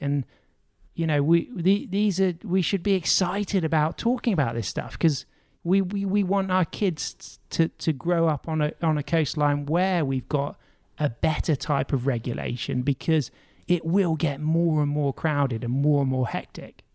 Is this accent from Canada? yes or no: no; United Kingdom; as a British surfer